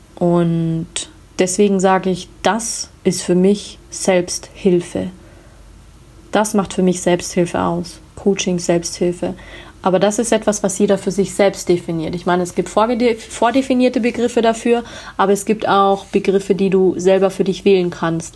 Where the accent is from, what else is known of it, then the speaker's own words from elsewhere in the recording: Munich, Bavaria, Germany; ich komme aus München